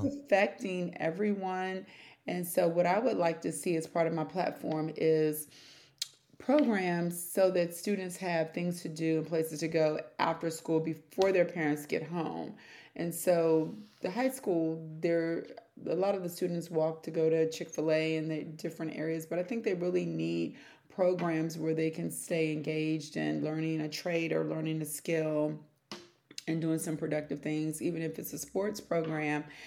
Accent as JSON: {"language": "English", "area": "Prince George's County", "region": "Maryland", "country": "United States", "tie": "born or raised there", "also_born_or_lived": "Washington, D.C.", "said": "I was born in Washington, D.C., and then I was raised in Prince George's County"}